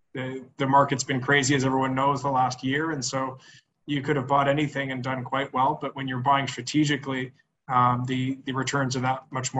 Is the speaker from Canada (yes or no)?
yes; Montreal, Quebec, Canada; moved away; also born or lived in Ottawa; I'm from Montreal